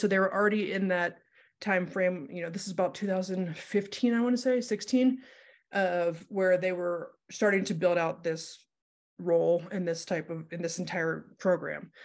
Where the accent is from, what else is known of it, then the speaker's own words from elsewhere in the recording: Ohio, United States; moved away as an adult; now in Denver, United States; I grew up in Ohio, moved here for college